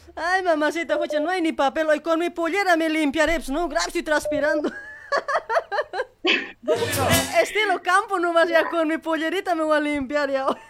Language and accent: Spanish; Bolivia; moved away as an adult; now in Argentina; la gente del, del campo que venimos de allá de Bolivia